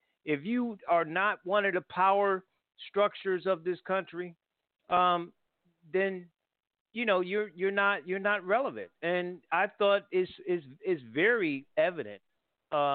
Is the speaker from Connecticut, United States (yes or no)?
yes; Connecticut, United States; I'm from Connecticut